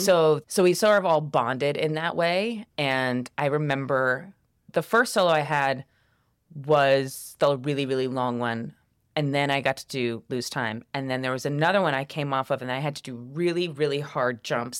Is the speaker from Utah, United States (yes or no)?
no; Columbia, South Carolina, United States; I grew up in Columbia, South Carolina.